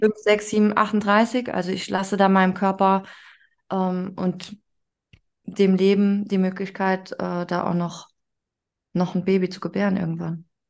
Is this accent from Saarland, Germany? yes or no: yes; Saarland, Germany; Ich bin in Deutschland aufgewachsen